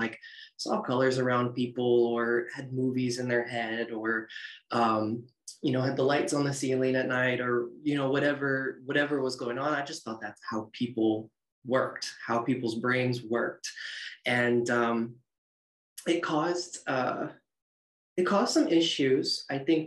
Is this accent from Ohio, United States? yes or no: yes; Northern Ohio, United States; I'm from Northern Ohio, so I grew up in cornfields, cows, and going to church and revival